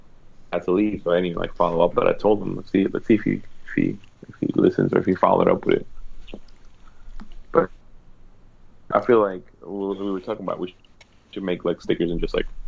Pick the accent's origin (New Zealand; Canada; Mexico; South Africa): Mexico; I'm from Mexico too